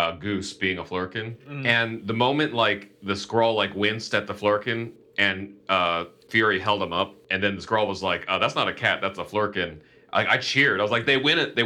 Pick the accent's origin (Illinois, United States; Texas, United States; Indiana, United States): Indiana, United States; 20 friends growing up in Indiana